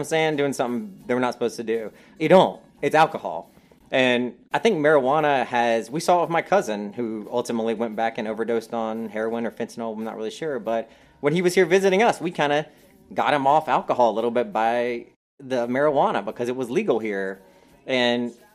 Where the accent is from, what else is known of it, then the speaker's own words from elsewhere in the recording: North Carolina, United States; I'm from North Carolina.